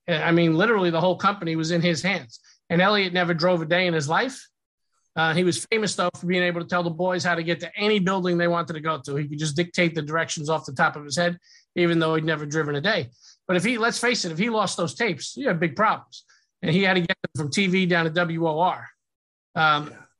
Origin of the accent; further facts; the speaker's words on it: Yonkers, New York, United States; Well, I'm from Yonkers, New York um, my parents were both born and raised there, and uh, that's where that's where they still are today.